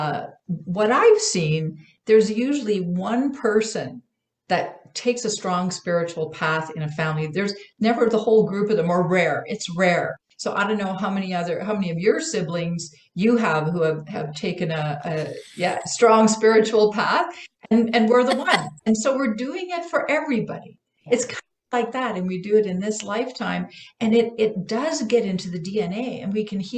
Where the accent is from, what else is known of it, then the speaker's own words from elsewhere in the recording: Canada; also born or lived in Vancouver Island; I'm Canadian